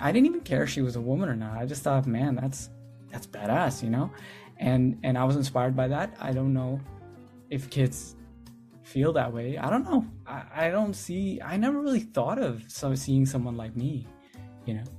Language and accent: English; India; I'm from India